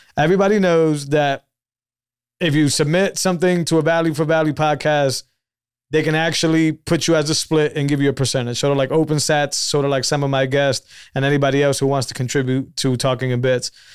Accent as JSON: {"language": "English", "region": "Northeast", "country": "United States", "tie": "born or raised there", "said": "I grew up in the Northeast"}